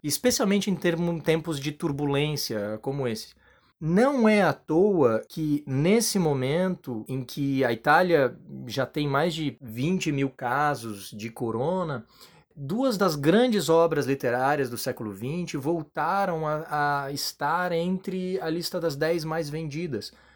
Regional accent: Florianópolis, Santa Catarina, Brazil; also born or lived in Padua, Italy; sou manezinho da ilha aqui de Floripa

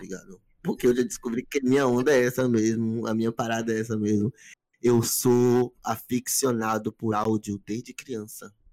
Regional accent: Camaçari, Bahia, Brazil; eu saí de Camaçari, minha cidade, que é a região metropolitana.

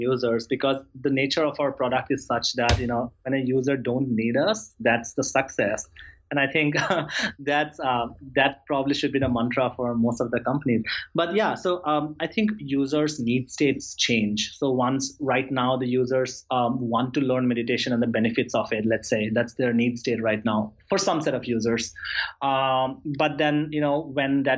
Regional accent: Assam, India; also born or lived in New York; now in San Francisco, United States; It's my homeland. It's state in India

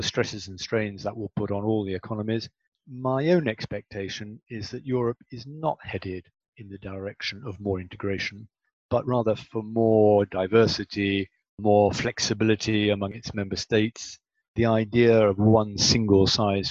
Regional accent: United Kingdom; I did 40 years as a British diplomat

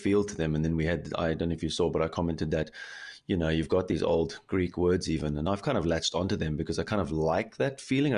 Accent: Cape Town, Western Cape, South Africa; now in Germany; a South African guy from Cape Town living in Germany

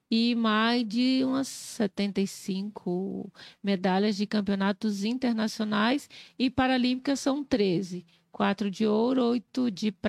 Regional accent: Belo Horizonte, Minas Gerais, Brazil; moved away; also born or lived in Nanuque / Rio de Janeiro; Eu sou lá de Minas Gerais. Eu nasci no interior de Minas, em Nanuque, que fica no norte de Minas, né? Bem ali, é divisa com Bahia e Espírito Santo.

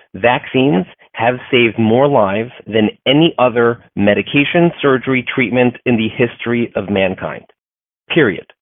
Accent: United States; I'm a fourth generation American

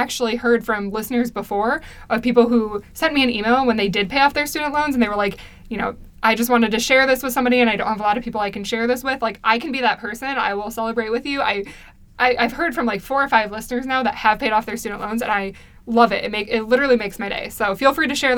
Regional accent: United States

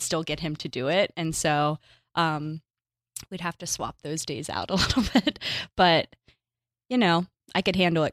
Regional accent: Pittsburgh, Pennsylvania, United States; moved away as an adult; also born or lived in New York; now in Los Angeles, United States; I'm from Pittsburgh

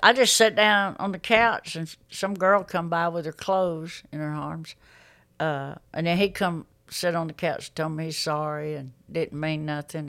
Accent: Pinson, Alabama, United States; I grew up in Pinson

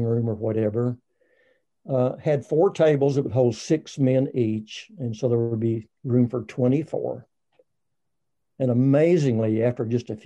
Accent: Texas, United States; I'm from Texas

